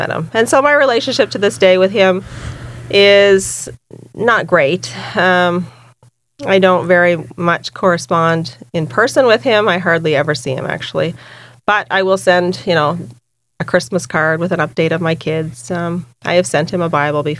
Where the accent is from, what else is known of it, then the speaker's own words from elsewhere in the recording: Boiestown, New Brunswick, Canada; also born or lived in Devon Park (Fredericton area), New Brunswick; when I was 8, we moved to Boys Town. And so I was raised pretty much in Boys Town, New Brunswick.